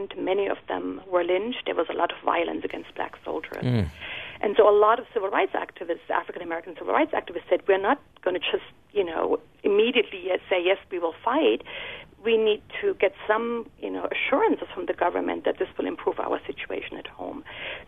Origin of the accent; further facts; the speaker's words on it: Germany; moved away; Germany, my home country